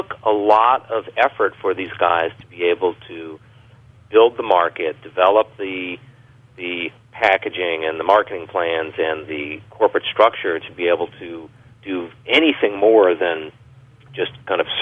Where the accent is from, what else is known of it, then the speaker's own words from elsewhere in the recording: Long Island, New York, United States; moved away; I grew up on Long Island, but I've been away from New York other than visits for a long time.